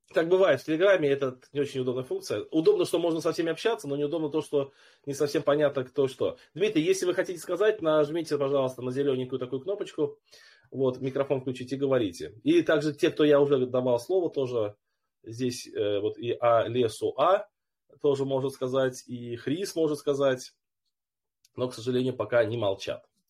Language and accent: Russian; Moldova; now in Germany; Я вообще из Молдовы, но сейчас проживаю в Германии